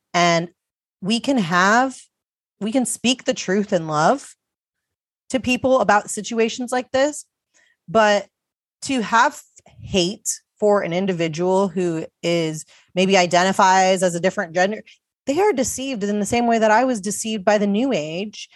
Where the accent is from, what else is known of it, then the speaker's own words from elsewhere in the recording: United States; I was born in America